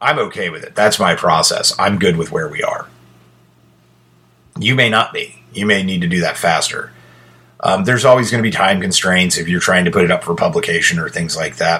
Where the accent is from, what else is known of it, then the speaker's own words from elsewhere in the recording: United States; I'm an American